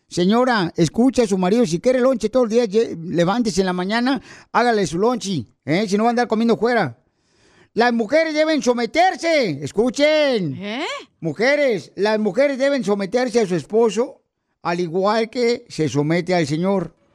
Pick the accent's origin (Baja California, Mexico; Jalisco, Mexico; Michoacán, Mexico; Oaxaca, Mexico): Michoacán, Mexico; now in United States; ¿Y a qué venimos de Michoacán a Estados Unidos?